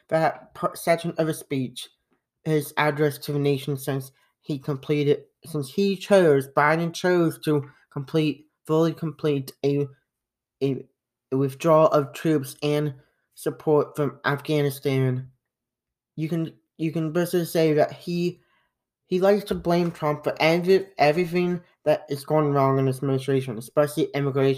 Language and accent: English; United States; us as Americans